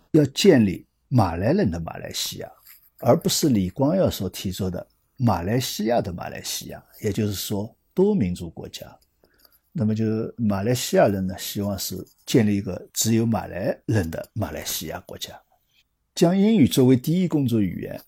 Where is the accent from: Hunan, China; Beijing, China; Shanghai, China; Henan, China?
Shanghai, China; 作为一个上海人吧，我觉得挺可笑的。